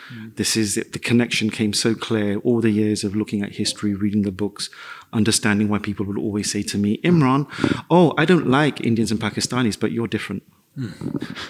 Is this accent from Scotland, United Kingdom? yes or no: no; London, United Kingdom; moved away as an adult; also born or lived in Madrid; I grew up in the East End of London.